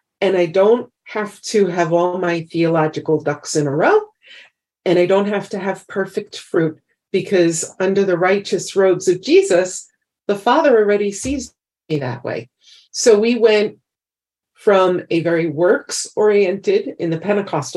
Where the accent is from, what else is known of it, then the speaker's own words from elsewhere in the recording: New York City, New York, United States; moved away as an adult; now in Idaho, United States; We moved from New York City, where we both had grown up and were raised, and we moved to Idaho